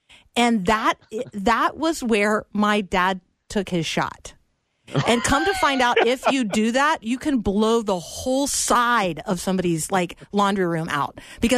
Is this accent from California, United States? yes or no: no; Tampa, Florida, United States; We're in Florida. I grew up in Tampa.